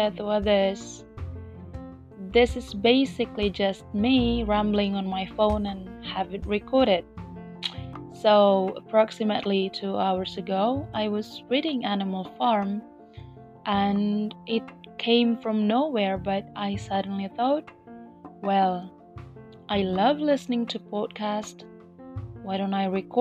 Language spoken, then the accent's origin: English; Indonesia; first language Indonesian; English is a second language; I will mostly speak in English and sometimes in Bahasa Indonesia as well, my native language